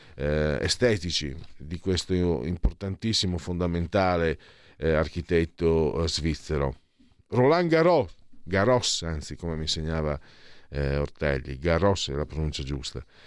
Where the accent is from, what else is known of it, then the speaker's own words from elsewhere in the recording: Italy; moved away as an adult; also born or lived in Friuli-Venezia Giulia / Veneto; Io sono un mezzo sangue, nel senso che sono metà friulano e metà veneto